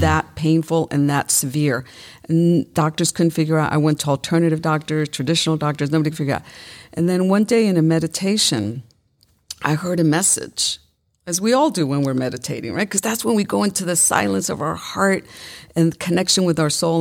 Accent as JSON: {"language": "English", "town": "New York City", "region": "New York", "country": "United States", "tie": "born or raised there", "said": "I was raised in Brooklyn, New York"}